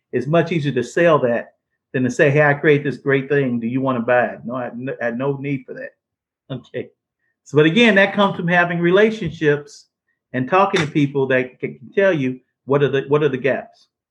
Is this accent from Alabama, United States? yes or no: no; St. Louis, Missouri, United States; I'm from St. Louis